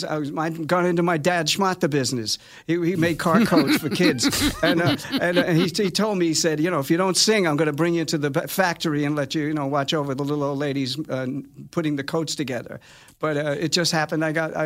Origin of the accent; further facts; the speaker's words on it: New York City, New York, United States; Both parents were Napolitan. They both. My dad sang a little bit. I grew up in Staten Island. It's like 80% Italian